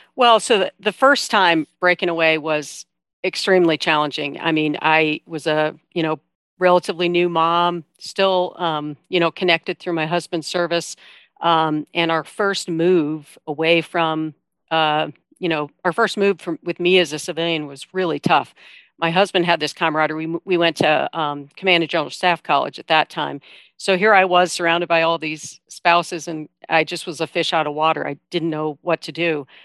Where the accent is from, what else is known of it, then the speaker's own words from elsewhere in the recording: Iowa, United States; I'm from Iowa